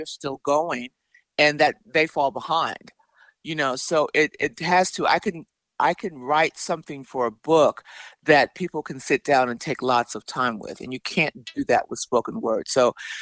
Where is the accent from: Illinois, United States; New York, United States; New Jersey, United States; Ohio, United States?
Illinois, United States; Chicago; I grew up in Chicago. I'm a Chicago native.